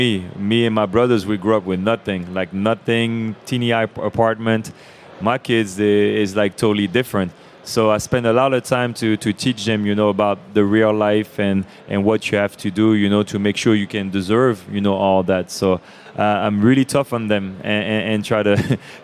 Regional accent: France; I grew up in France, and so we love to eat.

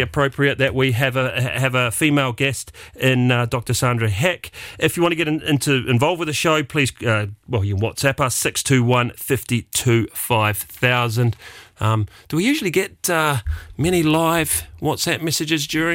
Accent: New Zealand; now in Luxembourg; being a New Zealander

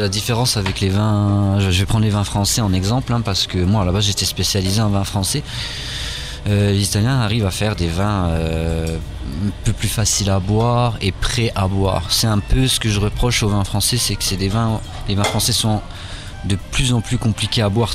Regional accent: France; now in Luxembourg; chez nous en France

